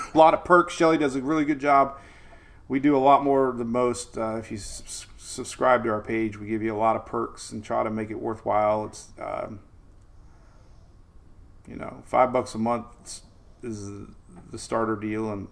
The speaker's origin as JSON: {"language": "English", "town": "Bradenton", "region": "Florida", "country": "United States", "tie": "born or raised there", "said": "I was a kid growing up in Bradenton"}